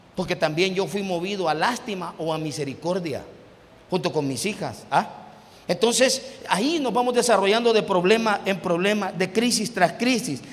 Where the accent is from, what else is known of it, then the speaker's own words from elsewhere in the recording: Mejicanos, San Salvador, El Salvador; also born or lived in Ciudad Delgado; now in San Miguel, El Salvador; Y yo me crié en mexicanos en Ayutuxtepeque